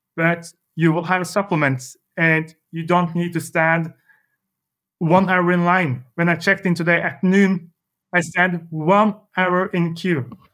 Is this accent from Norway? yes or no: yes; Larvik, Vestfold, Norway; I grew up in a small city surrounded by, yeah, it's a summer city, uh, southern part of Norway called, uh, Larvik